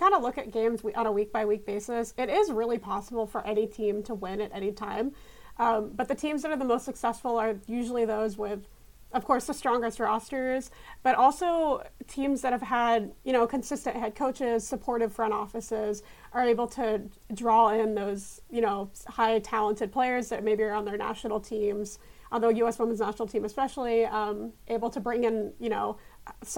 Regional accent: Houston, Texas, United States; I grew up in Houston. I'm from Houston originally.

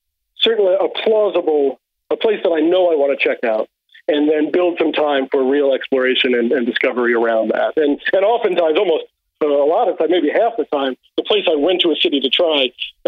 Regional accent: New York City, New York, United States; moved away; although I lived in New York for many, many years, I'm from Brooklyn

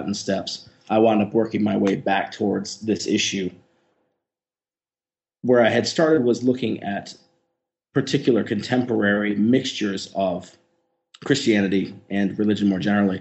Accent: Virginia, United States; moved away as an adult; now in Heidelberg, Germany; I'm a native Virginian

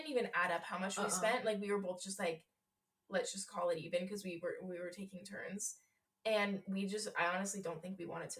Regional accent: Colorado, United States; everyone was like, where are you guys from? Like, and we were like, Colorado.

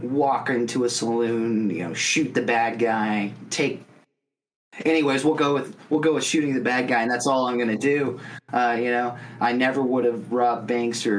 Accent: Las Vegas, Nevada, United States; also born or lived in Arizona; And I grew up in Las Vegas, the Silver State

